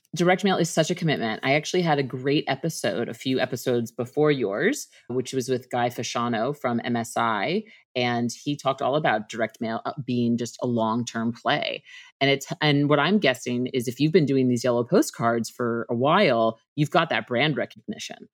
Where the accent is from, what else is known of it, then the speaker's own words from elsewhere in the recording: Northeast, United States; I'm from the Northeast as well